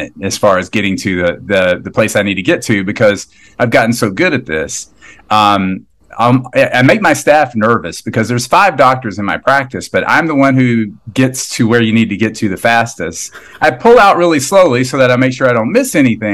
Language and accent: English; Dillon County, South Carolina, United States; moved away as an adult; now in San Diego, United States; on Tobacco Road in a little county called Dillon County